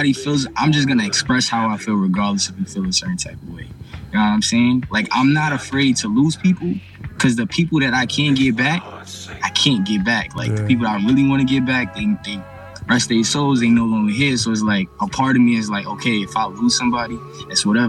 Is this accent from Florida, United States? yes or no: no; New York, United States; I'm from New York